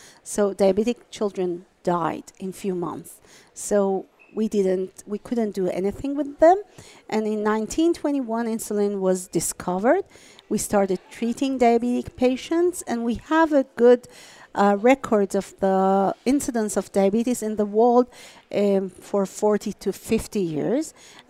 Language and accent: English; Iran; moved away as an adult